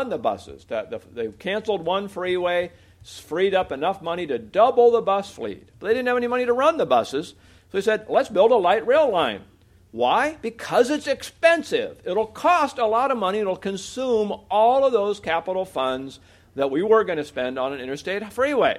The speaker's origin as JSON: {"language": "English", "region": "Oregon", "country": "United States", "tie": "born or raised there", "said": "my home state of Oregon"}